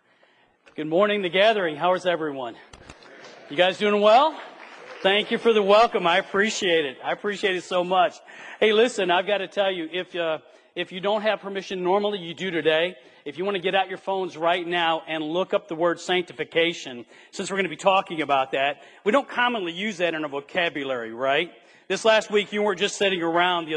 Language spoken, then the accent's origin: English; Flint, Michigan, United States; I was raised near and around Flint, Michigan in the 60s and the 70s